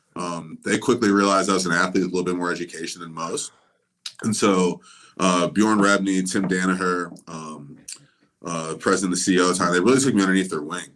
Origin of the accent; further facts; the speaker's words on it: Kent, Ohio, United States; I grew up in Kent, Ohio, which is the same city as Kent State University